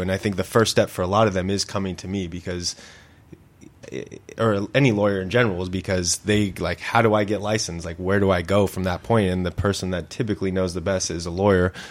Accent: Santa Clarita, California, United States; I grew up in Santa Clarita

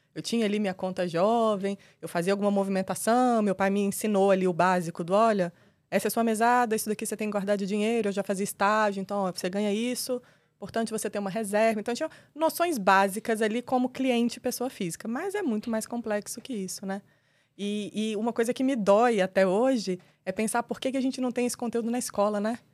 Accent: Brasília, Federal District, Brazil; Eu sou nascida e criada em Brasília, brasiliense da Gema, entusiasta da cidade.

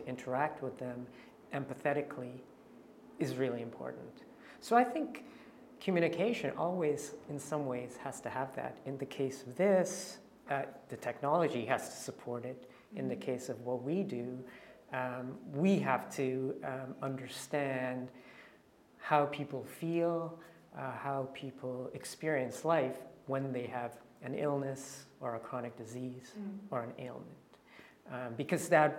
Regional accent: Canada; moved away; I'm Canadian

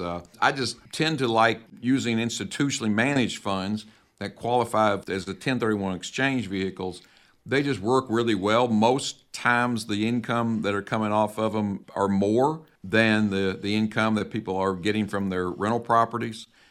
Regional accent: the South, United States; I'm from the South.

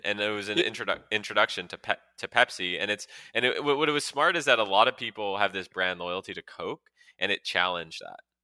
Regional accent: Montreal, Quebec, Canada; I grew up in Montreal

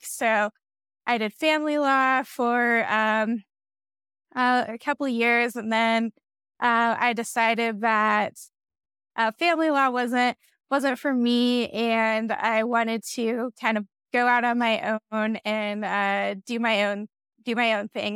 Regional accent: Wyoming, United States; I was born and raised in Wyoming

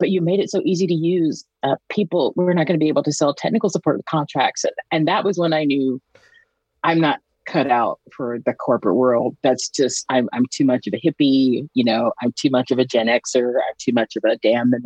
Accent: Georgia, United States; moved away as an adult; now in Canada; I'm from Georgia. You know, you may or may not be able to hear that in my accent

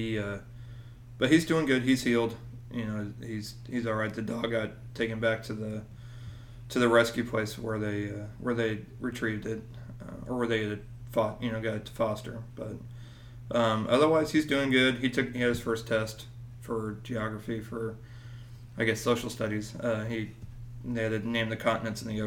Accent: Springfield, Missouri, United States; moved away; I'm from Springfield, Missouri

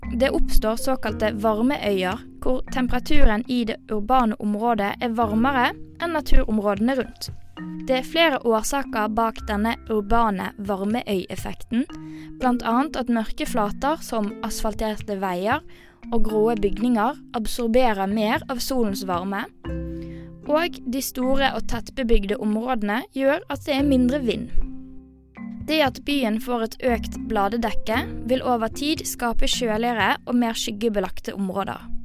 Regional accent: Western Norway, Norway; now in Oslo, Norway; jeg kommer jo fra Vestlandet

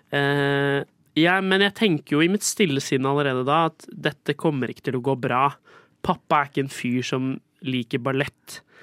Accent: Skien, Telemark, Norway; moved away as an adult; also born or lived in England; now in Oslo, Norway; jeg kommer fra Skien. Uh, og jeg har en far som bor der, fordi uh, jeg flytta til Oslo for å studere

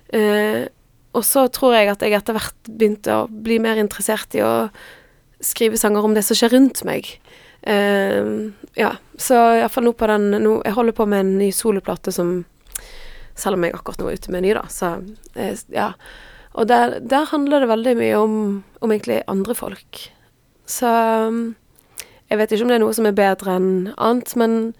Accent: Frekhaug, Vestland, Norway; also born or lived in Stavanger; jeg er vokst opp på et sted som heter Frekkhaug

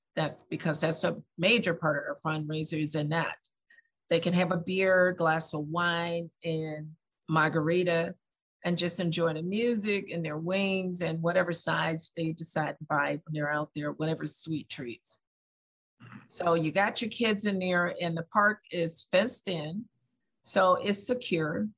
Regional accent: the South, United States; now in Lansing, United States; I'm from the South

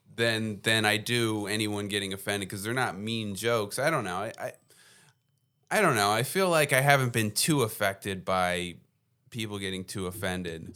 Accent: New Jersey, United States; moved away as an adult; now in Philadelphia, United States; I come from New Jersey

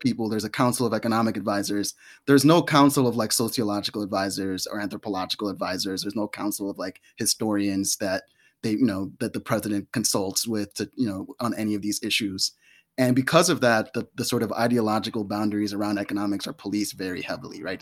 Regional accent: New York, United States; growing up in New York on welfare

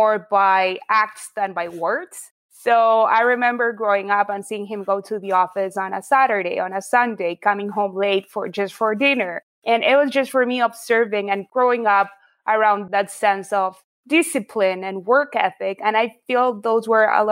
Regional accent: Buenos Aires, Argentina; So I grew up in Buenos Aires, Argentina. That's where I'm from

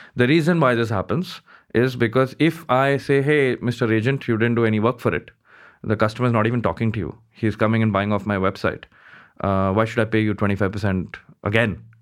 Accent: Mumbai, Maharashtra, India; I grew up in Bombay, uh, most part of my life, uh, studied there

